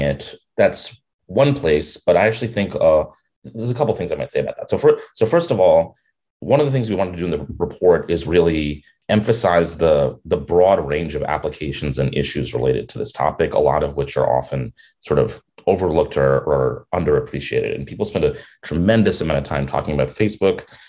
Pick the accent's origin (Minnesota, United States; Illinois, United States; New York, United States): New York, United States; New York City; I'm a New Yorker. I grew up here